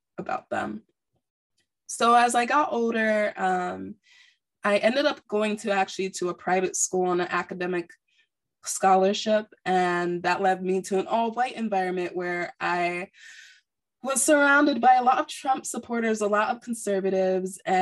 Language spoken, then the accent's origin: English; Nigeria; I'm Nigerian.